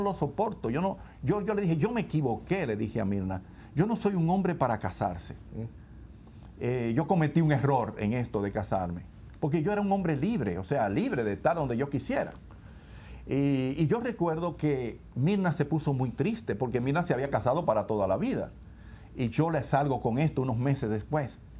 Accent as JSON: {"language": "Spanish", "town": "Santo Domingo", "region": "Distrito Nacional", "country": "Dominican Republic", "tie": "born or raised there", "said": "yo eh, nací también en Santo Domingo, que es la capital de la República Dominicana. Eh, y yo crecí en una familia"}